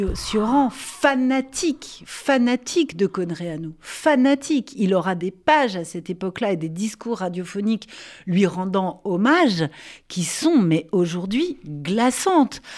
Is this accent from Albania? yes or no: no; France; chez nous, en France